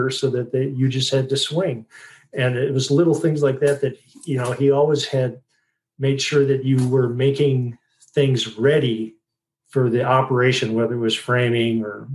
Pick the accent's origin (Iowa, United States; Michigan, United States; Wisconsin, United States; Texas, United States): Wisconsin, United States; Sturgeon Bay; I grew up in a little town called Sturgeon Bay, Wisconsin